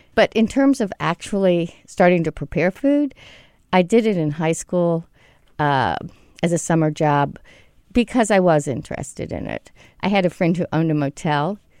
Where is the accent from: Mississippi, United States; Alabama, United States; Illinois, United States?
Mississippi, United States; at the time that I grew up in Mississippi, there really weren't restaurants